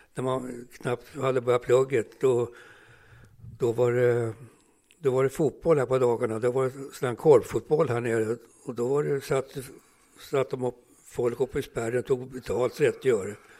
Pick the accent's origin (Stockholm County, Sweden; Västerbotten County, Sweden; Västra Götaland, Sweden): Stockholm County, Sweden; Stockholm; Jag, jag växte upp här på Södermannagatan 64